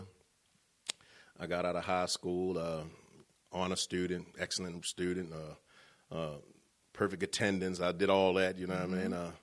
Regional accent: Baltimore, Maryland, United States; moved away as an adult; now in Cumberland, United States; I'm from Baltimore

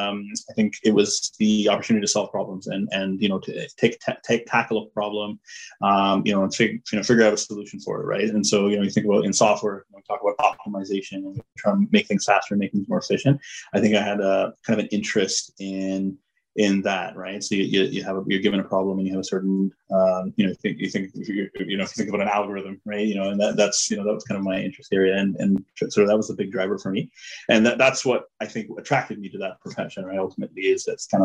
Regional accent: Toronto, Ontario, Canada; also born or lived in Bangalore, India; I grew up in Toronto. So, in Toronto Scarborough area

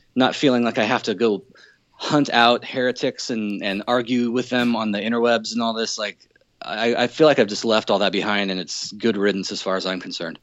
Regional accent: Southern California, United States; moved away as an adult; now in Seattle, United States; I come from uh, Southern California and moved up to the Northwest in 04. So I've been up here for about 12 and a half years or so

